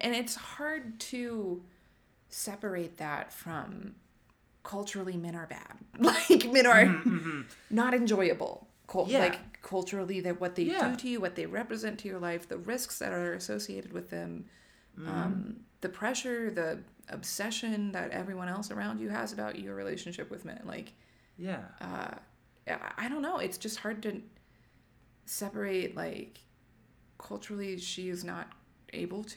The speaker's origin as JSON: {"language": "English", "country": "United States"}